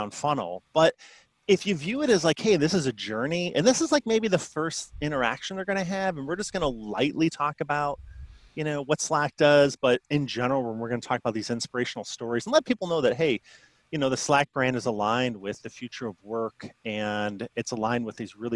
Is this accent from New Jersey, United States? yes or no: no; Chicago, Illinois, United States; I grew up in Chicago, so I'm Bulls, Bears fan